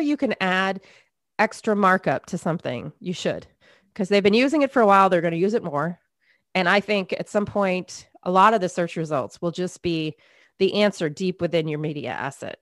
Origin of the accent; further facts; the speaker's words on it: Maine, United States; I grew up in Maine, a lot of snow, a lot of boredom in the winter.